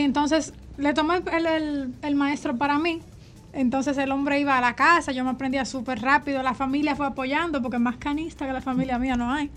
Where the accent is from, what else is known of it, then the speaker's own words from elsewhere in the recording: Santo Domingo, Dominican Republic; also born or lived in Santiago Rodríguez; nací en Santiago Rodríguez, pero me crié aquí en Santo Domingo crecí aquí